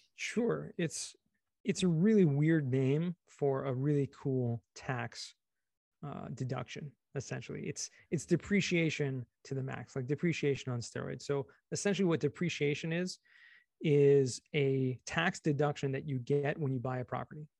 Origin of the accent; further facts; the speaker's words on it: Los Angeles, California, United States; also born or lived in San Diego / Israel; I grew up in California, Southern California, actually, you're in, in L